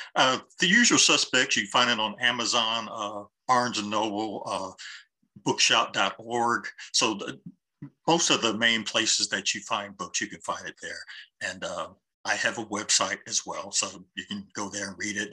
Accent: Columbus, Ohio, United States; I grew up in Linden

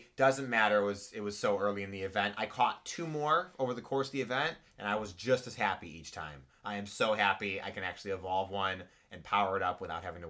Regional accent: Chicago, Illinois, United States; I'm from Chicago.

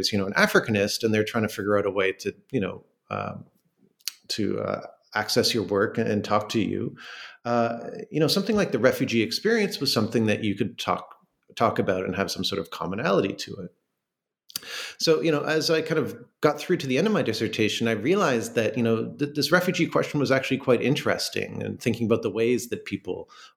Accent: Toronto, Ontario, Canada; moved away as an adult; also born or lived in Minnesota; now in Stony Brook, United States; I'm from Toronto, which is a city in Canada

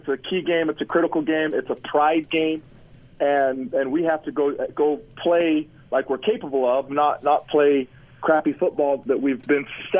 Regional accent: Salt Lake City, Utah, United States; I grew up in Salt Lake, surrounded by Ute fans, in the family of diehard season ticket holder BYU fans.

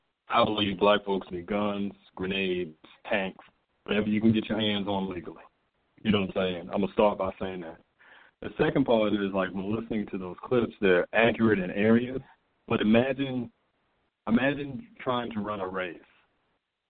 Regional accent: Charleston, United States; I'm from Charleston

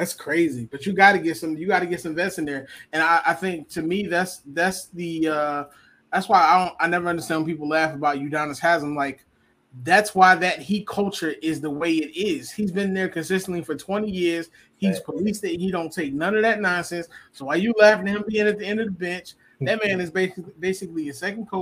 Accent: Philadelphia, Pennsylvania, United States; growing up in Philly, I grew up with a bunch of kids

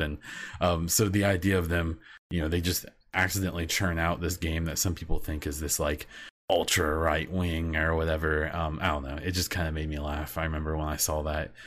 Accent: Midwest, United States; I'm from the Midwest in the United States.

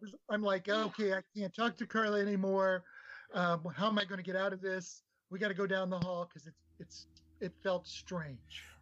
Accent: Nebraska, United States; I grew up in Nebraska

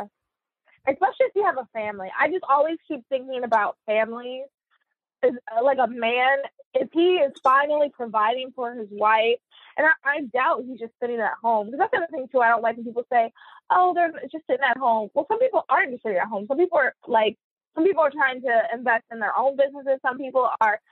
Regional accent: Charlotte, North Carolina, United States; moved away as an adult; also born or lived in New Jersey / Virginia Beach; I'm born and raised in Charlotte

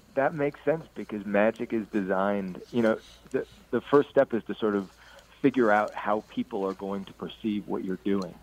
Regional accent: Ames, Iowa, United States; now in Iowa City, United States; I grew up in Ames, Iowa, and I live two hours east

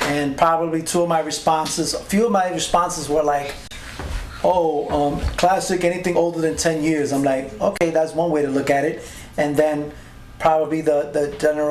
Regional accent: New York, United States; I'm from New York

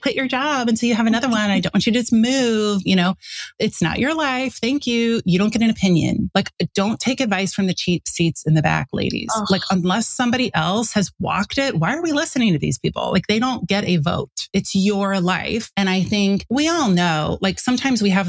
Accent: St. Louis, Missouri, United States; moved away as an adult; also born or lived in Chicago, Illinois; I grew up in St. Louis.

